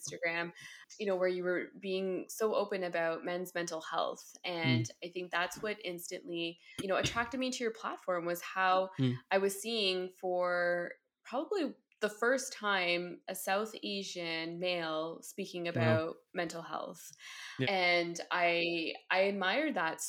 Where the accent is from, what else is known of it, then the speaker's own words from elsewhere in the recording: Ottawa, Ontario, Canada; I am born and bred in Ottawa, Ontario, here in Canada.